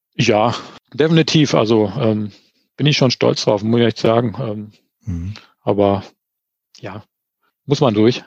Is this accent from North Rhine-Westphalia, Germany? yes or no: yes; Sauerland, North Rhine-Westphalia, Germany; also born or lived in Finnentrop / Olpe district; now in Eschborn, Germany; ich komme so wie du aus dem tiefsten Sauerland